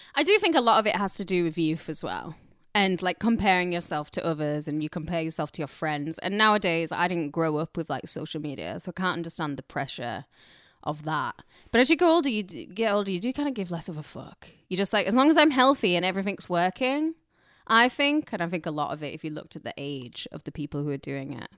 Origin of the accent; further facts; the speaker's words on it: Carlisle, North West England, United Kingdom; moved away as an adult; now in Los Angeles, United States; I'm from Carlisle